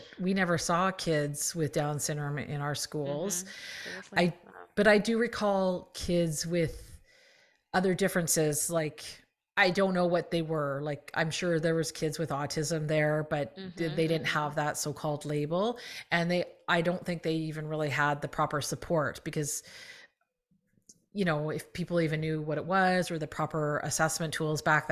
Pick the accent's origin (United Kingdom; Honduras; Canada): Canada; I'm Canadian